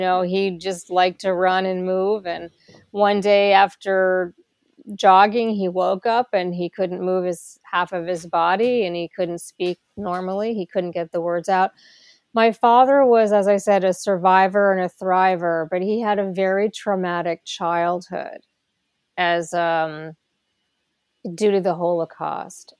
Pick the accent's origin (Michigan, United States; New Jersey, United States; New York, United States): New Jersey, United States; I was born in New Jersey in the United States. Um, I grew up in a suburban town